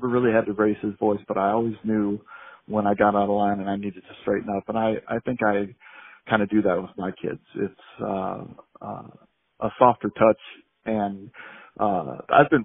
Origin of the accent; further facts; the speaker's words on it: Phoenix, Arizona, United States; I'm from Phoenix, Arizona. Born and raised here